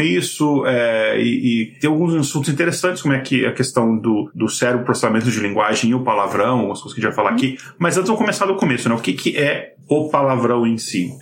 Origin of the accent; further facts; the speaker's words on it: Brasília, Federal District, Brazil; moved away; also born or lived in Boston; eu cresci em Brasília.